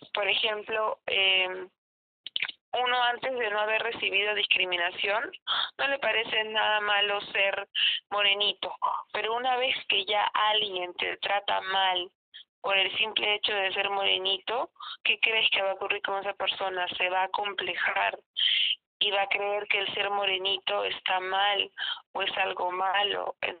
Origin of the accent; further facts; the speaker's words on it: Peru; acá en Perú se dice que so, somos una mezcla